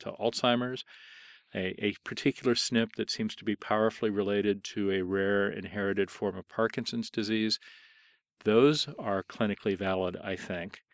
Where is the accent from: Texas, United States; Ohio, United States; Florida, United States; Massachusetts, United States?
Ohio, United States; Columbus; moved away; I was born on June twenty-fifth, nineteen fifty-two in Columbus, Ohio